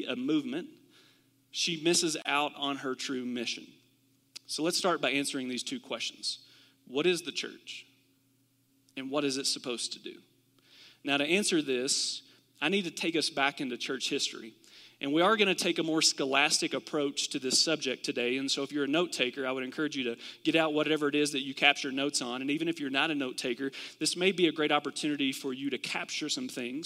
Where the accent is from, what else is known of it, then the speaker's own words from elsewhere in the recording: Kentucky, United States; I'm from Kentucky, and we do this in Kentucky sometimes